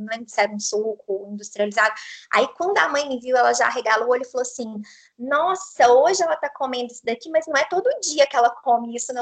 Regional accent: Itapecerica, Minas Gerais, Brazil; accent: mineiro; Eu sou de Itapecerica. Fica a 180 quilômetros de Belo Horizonte.

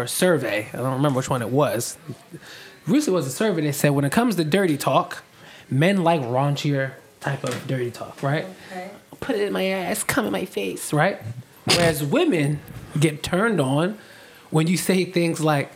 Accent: Philadelphia, Pennsylvania, United States; I'm from Mount Airy.

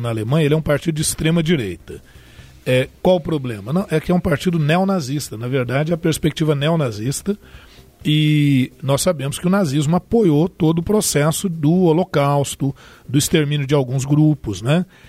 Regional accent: Brazil; Nós que somos brasileiros

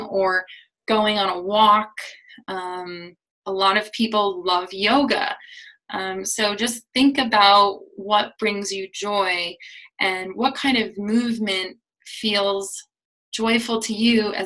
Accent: United States; especially as an American

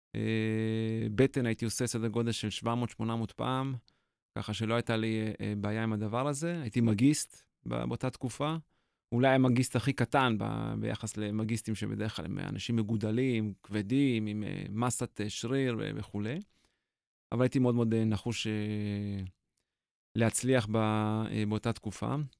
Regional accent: Israel; 18 לפברואר 74 נולדתי בישראל

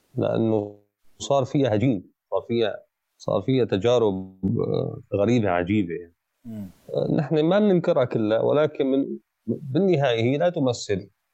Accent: Aleppo, Aleppo Governorate, Syria; انا كحلبي

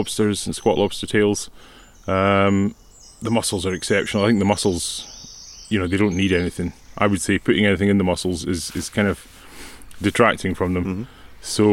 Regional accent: Mallaig, Scotland, United Kingdom; born or raised there; also born or lived in Edinburgh / Isle of Canna / Hampshire

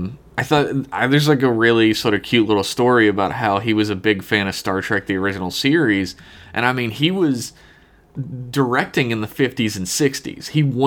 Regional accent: Queens, New York, United States; If he steps foot in Queens, Hell's Kitchen or the Bronx? I'm from Queens.

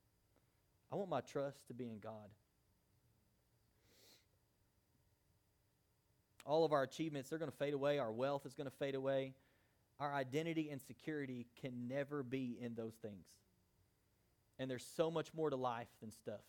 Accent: United States; we're American Christians

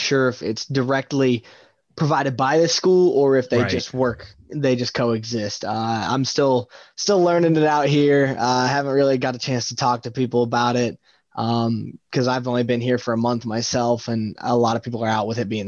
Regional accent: Athens, Ohio, United States; I grew up outside of Athens.

